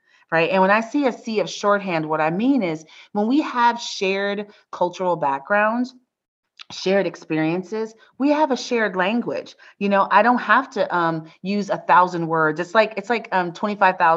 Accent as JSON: {"language": "English", "country": "United States", "said": "as an American"}